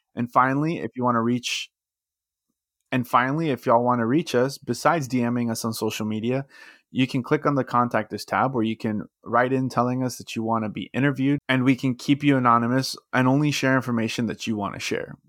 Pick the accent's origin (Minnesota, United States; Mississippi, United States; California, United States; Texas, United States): Texas, United States; I'm from Texas